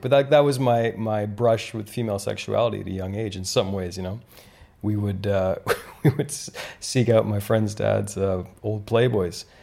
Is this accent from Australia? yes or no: no; Canada; moved away; I grew up in Canada